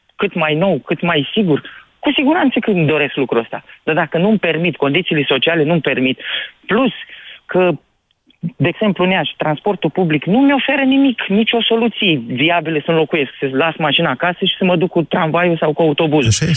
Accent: Iași, Iași County, Romania; Eu sunt din Iași

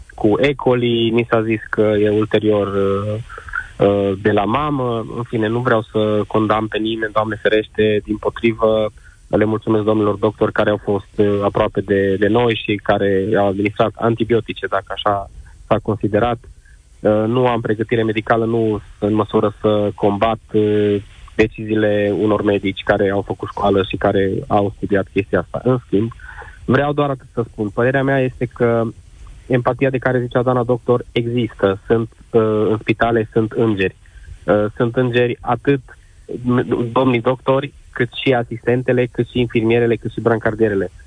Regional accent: Târgu Mureș, Mureș County, Romania; sunt din Târgu Mureș

